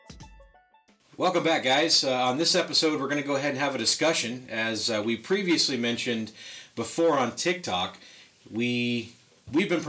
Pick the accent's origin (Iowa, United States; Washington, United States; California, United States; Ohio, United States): California, United States; Lancaster; also born or lived in Panorama City, California; now in Acton, United States; I was actually born in Panorama City, but I was raised in Lancaster and practically lived in Lancaster till I was 33, and now I'm here in Acton.